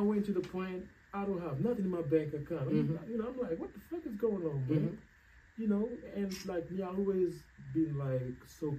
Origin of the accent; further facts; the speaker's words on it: Senegal; moved away as an adult; now in Seattle, United States; I'm from West Africa, like you said, Senegal.